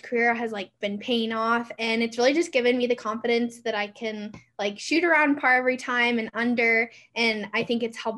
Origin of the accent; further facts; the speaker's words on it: the Northwest, Pacific Northwest, United States; now in Reno, United States; I'm from the Northwest